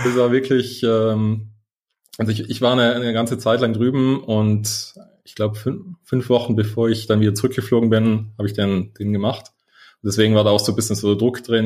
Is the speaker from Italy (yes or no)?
yes; South Tyrol, Trentino-Alto Adige, Italy; also born or lived in London / United States; now in Munich, Germany; aus Italien, aus einem schönen Südtirol